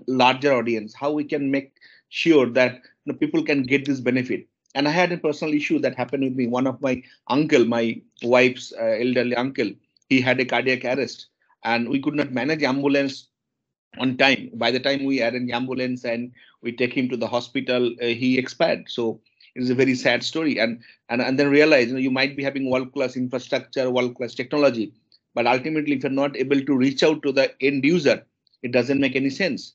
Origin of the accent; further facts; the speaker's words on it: eastern India, near Kolkata, West Bengal, India; I born and brought up in India, in eastern part of India, city called Kolkata. It's not Kolkata, it's a bit away from Kolkata